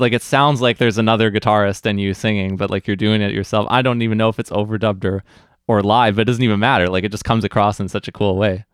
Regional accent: New Westminster, British Columbia, Canada; beautiful New Westminster, my hometown

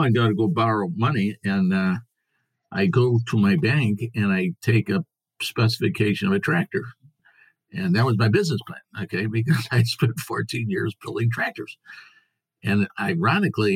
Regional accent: Springfield, Missouri, United States; I'm from Springfield, Missouri in the United States

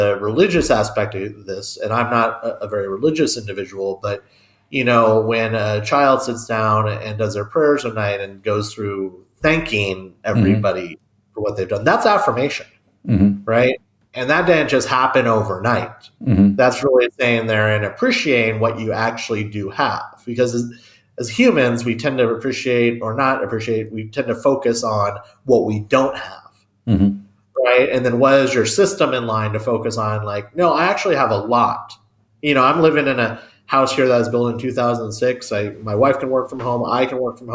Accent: United States; also born or lived in Tucson, Arizona / Kansas; I'm American

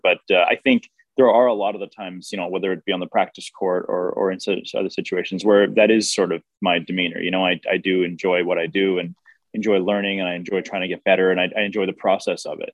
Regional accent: United States; growing up in America

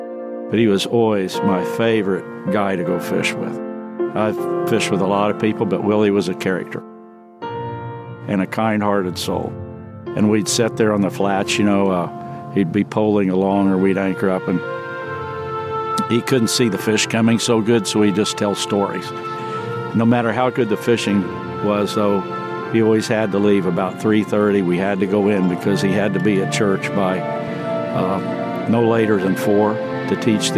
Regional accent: Springfield, Missouri, United States; my hometown, Springfield, Missouri.

